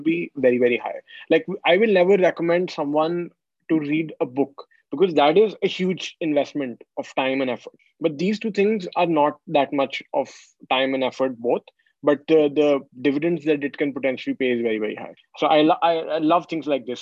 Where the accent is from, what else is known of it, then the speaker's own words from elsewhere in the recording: India; moved away; growing up in India